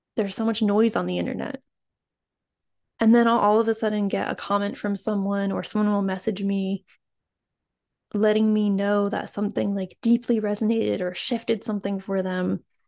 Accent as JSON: {"language": "English", "region": "East Coast", "country": "United States", "tie": "born or raised there", "said": "somewhere in North America, like, I grew up on the East Coast"}